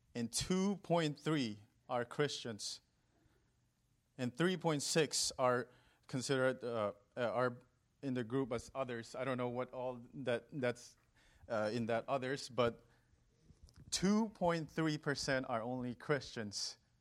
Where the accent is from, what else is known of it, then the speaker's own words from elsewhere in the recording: Northeast India, India; moved away as an adult; also born or lived in California, United States; now in United States; I was born and raised in India.